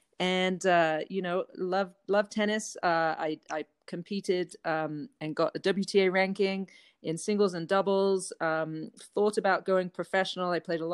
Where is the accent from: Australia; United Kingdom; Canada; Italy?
United Kingdom; England; accent: changed from English; moved away as an adult; now in United States; I'm from England, although my accent has changed a lot living here for over 20 years. But I grew up playing tennis in England from about age 8 until 19.